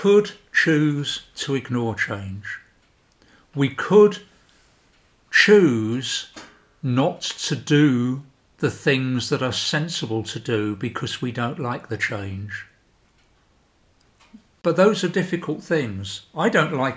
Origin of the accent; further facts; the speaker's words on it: United Kingdom; moved away as an adult; now in Sweden; I'm British, so I went through the whole process of Brexit